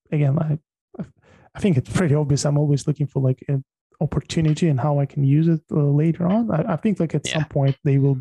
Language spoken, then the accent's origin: English; Tajikistan; moved away; I was born in Tajikistan, which is ex-Soviet Republic.